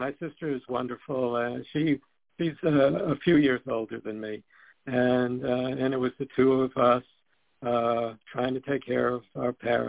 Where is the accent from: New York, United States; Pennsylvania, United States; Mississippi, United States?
New York, United States; New York City; also born or lived in Sweden; I was born in Sweden, as was my older sister. We came to the United States in 1952, and we grew up in Coney Island, which is at the southern tip of Brooklyn.